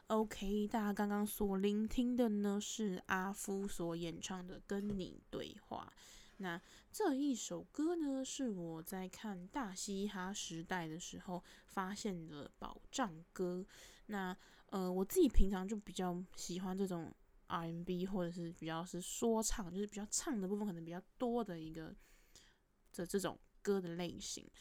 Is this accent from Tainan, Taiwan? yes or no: no; Taipei, Taiwan; 我自己从小住在台北市